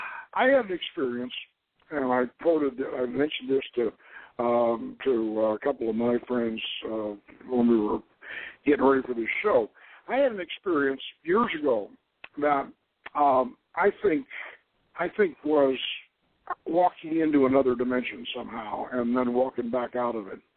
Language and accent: English; Georgia, United States; now in California, United States; I went back to this little village in Georgia, and where I grew up as a kid.